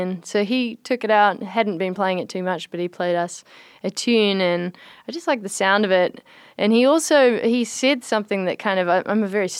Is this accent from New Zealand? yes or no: yes; New Zealand; moved away; I'm from New Zealand. I grew up there on the North Island